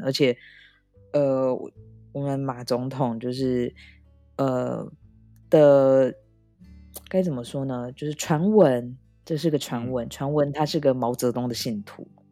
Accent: Taiwan; now in France; 因为毕竟我是一个台湾人

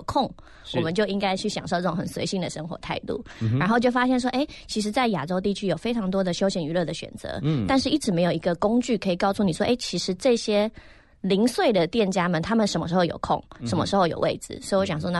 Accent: Netherlands; moved away as an adult; now in Taiwan; 我国小毕业后就移民去荷兰了，所以我是在荷兰长大，一直到我创业后才回来台湾。

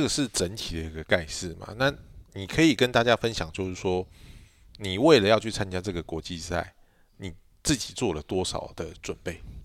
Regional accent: Taiwan; 但是你知道我们台湾人就是

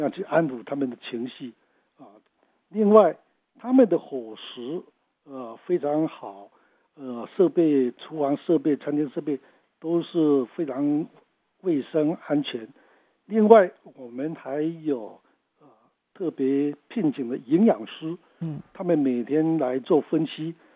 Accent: Taiwan; 我们台湾人

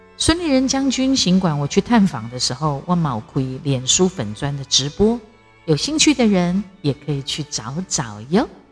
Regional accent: Taiwan; 我是台湾人

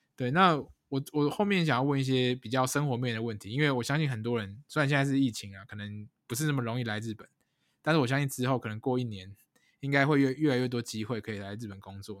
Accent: Taiwan; 我们如果台湾人在这种跨国文化的呃职场上面有什么样的优势吗

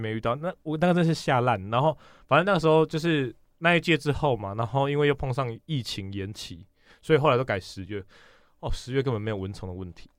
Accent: Chiayi, Taiwan; moved away as an adult; also born or lived in Tainan / Taipei; 我嘉义人嘛，高中在嘉义，大学在台南，出社会在台北

